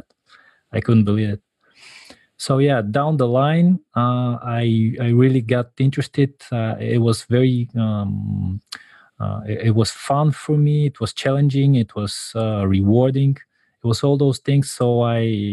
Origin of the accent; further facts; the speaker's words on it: Bulgaria; I'm from Bulgaria